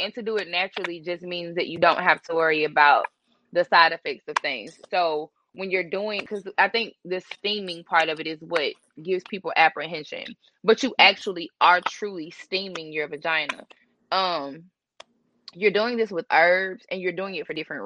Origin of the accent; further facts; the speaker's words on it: Jackson, United States; I'm from Jackson. I went to Murrow. I also attended the University of Tennessee